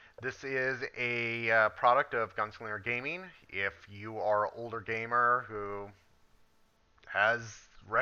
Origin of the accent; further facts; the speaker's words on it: Minnesota, United States; now in Northern California, United States; Minnesota, where I grew up.